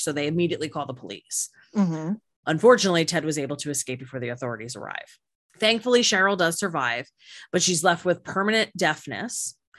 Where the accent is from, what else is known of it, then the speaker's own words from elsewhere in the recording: New Jersey, United States; now in Florida, United States; growing up in New Jersey